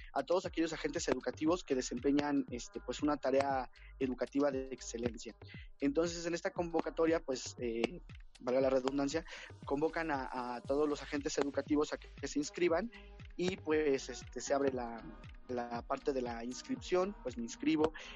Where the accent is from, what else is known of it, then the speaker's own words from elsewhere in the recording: Mexico; nosotros como mexicanos